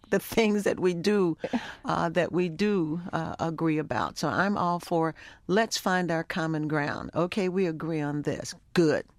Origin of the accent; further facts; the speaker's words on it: Baltimore, Maryland, United States; also born or lived in Africa; I grew up in Baltimore